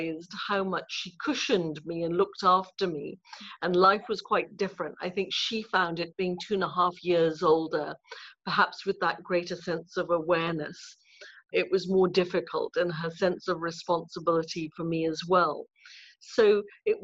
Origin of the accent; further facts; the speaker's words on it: Ipoh, Perak, Malaysia; I was born in Malaysia in a town called Ipoh in Perak, about 2.5-3 hours north of Kuala Lumpur.